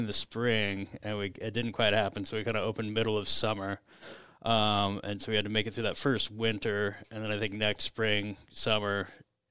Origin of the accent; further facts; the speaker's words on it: Omaha, Nebraska, United States; we knew the neighborhood because we grew up further west on Maple, like 97th and Maple